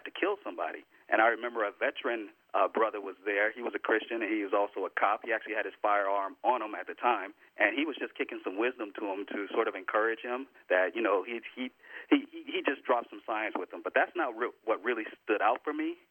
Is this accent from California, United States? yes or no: yes; Los Angeles, California, United States; moved away as an adult; now in Northern California, United States; my mother, who raised me down in L.A.